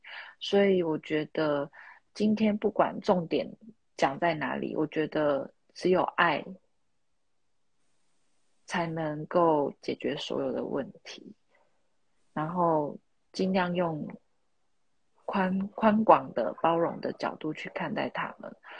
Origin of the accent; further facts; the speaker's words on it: Taiwan; 我是台妹啊，没错